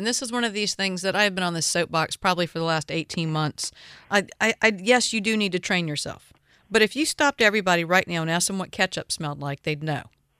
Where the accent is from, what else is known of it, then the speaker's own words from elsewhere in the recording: the South, United States; I was born and raised in the South.